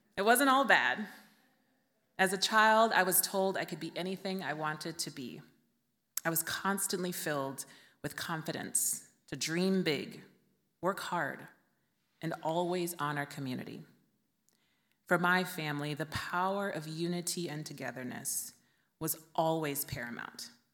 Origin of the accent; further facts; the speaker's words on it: Vallejo, California, United States; my hometown of Vallejo, California